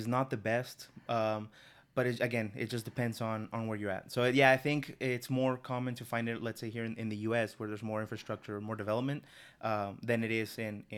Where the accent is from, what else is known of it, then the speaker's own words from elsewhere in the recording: North, Mexico; So, in Mexico, so I'm, like, from the north of the city, or from the country, rather.